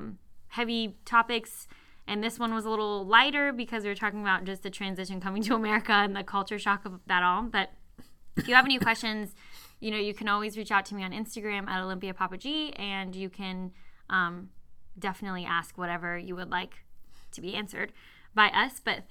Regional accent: Cyprus; born there; because I was born in Cyprus.

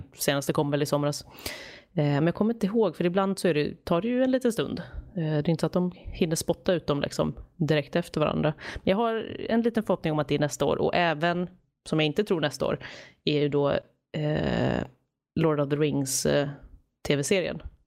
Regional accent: Stockholm, Stockholm County, Sweden; now in Gothenburg, Sweden; Jag är ju från Stockholm, men jag bor ju i Göteborg, så jag åker alltid hem över jul också

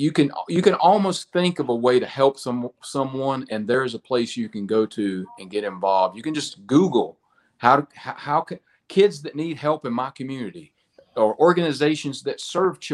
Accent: United States; it was a little small country church in my hometown. And, you know, in small town America

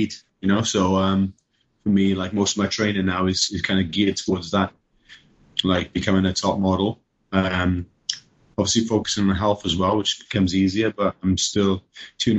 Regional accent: United Kingdom; accent: British; moved away as an adult; now in United States

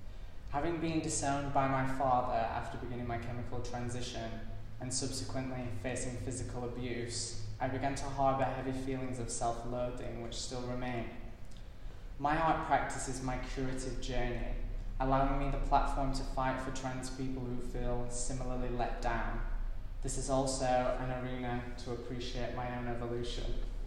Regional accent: United Kingdom; So growing up in the UK, I was raised on British women in the arts

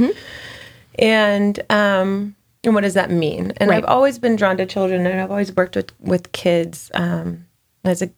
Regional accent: Fort Worth, Texas, United States; also born or lived in Austin, Texas; I'm from Fort Worth, born and raised

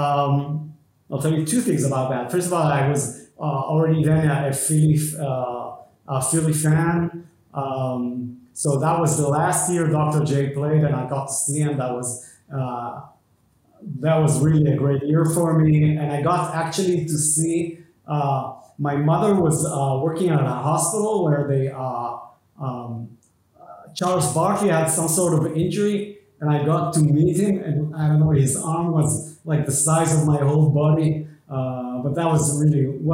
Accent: Israel; also born or lived in England / United States / France; I grew up in Israel like a standard Israeli kid.

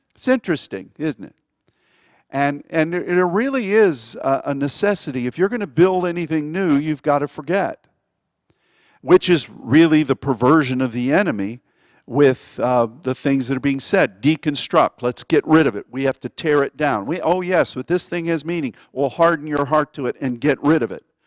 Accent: United States; as an American

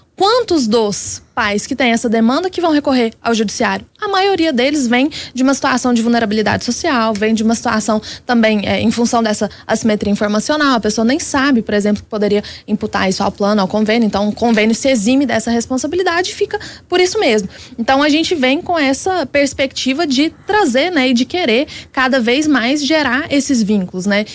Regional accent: Minas Gerais, Brazil; para nós que somos mineiros.

